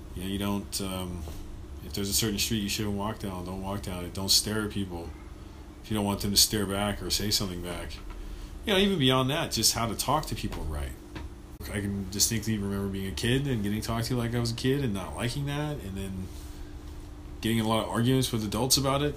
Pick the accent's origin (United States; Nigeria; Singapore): United States; Los Angeles, California; I grew up in North Los Angeles